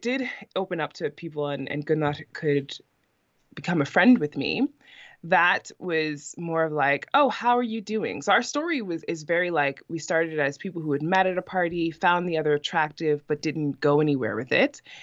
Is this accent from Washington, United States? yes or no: no; New York City, New York, United States; moved away as an adult; now in Iceland; I'm born and raised in New York City, specifically in Brooklyn, New York, in Bushwick